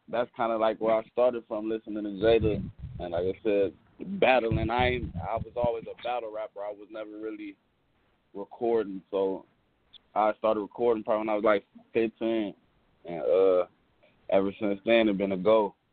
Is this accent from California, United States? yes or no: yes; Long Beach, California, United States; Man, I'm from from Long Beach, California, man.